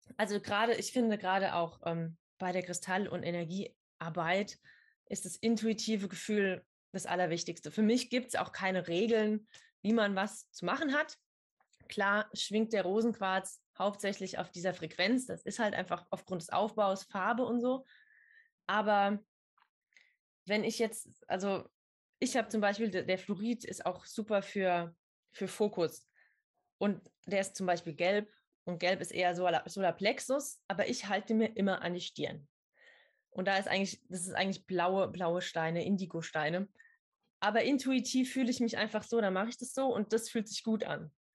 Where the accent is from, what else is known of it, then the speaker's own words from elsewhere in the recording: near Idar-Oberstein, Rhineland-Palatinate, Germany; ich komme aus der Nähe von Ida Oberstein